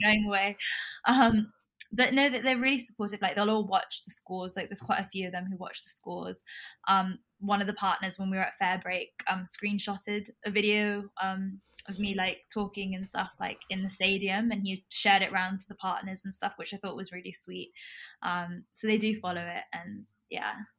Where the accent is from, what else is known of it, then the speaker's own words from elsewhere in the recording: Hong Kong; now in London, United Kingdom; We're Indian by descent. I grew up in Hong Kong.